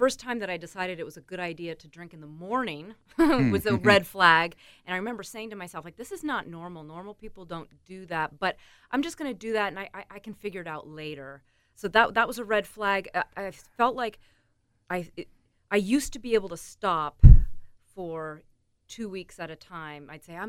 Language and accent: English; Antigonish, Nova Scotia, Canada; also born or lived in Calgary / Seattle; now in New York, United States; I'm from Antigonish, Nova Scotia. Right. Yep. Grew up there. Small town. Very kind of Irish-Scottish. Everybody loves to drink. but from there, I've lived in Calgary. I've lived in Seattle. And then I just moved to New York 5 years ago.